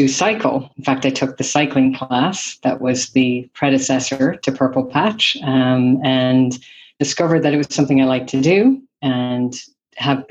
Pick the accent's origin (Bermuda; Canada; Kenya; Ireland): Ireland; moved away as an adult; also born or lived in San Francisco Bay Area, United States; now in San Francisco, United States; I am originally from Ireland, and I have been here in the Bay Area, San Francisco, for the last 25 years. I moved here right after college